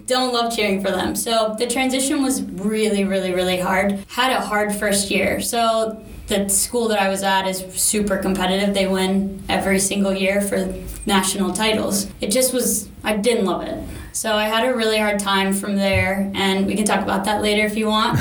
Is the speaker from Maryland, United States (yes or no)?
yes; Maryland, United States; moved away as an adult; now in California, United States; I'm from Maryland, grew up there. Um, moved out to California in this July 2021.